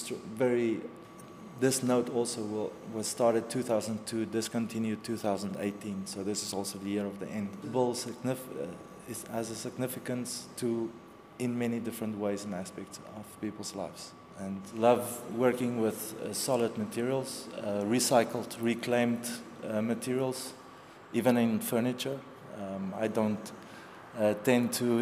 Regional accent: Namibia; moved away as an adult; also born or lived in South Africa; now in Lisbon, Portugal; I'm born in Namibia, from Namibia. I have dual citizenship. I'm also from South Africa. I moved here 3 years ago

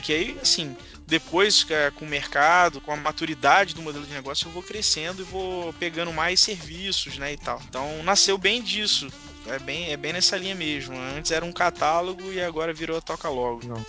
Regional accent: Barra do Piraí, Rio de Janeiro, Brazil; Sou de Barra do Piraí, da região sul fluminense

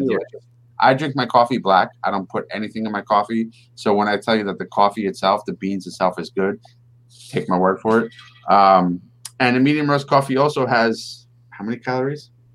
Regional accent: New York, United States; we are Met fans which means we're from New York

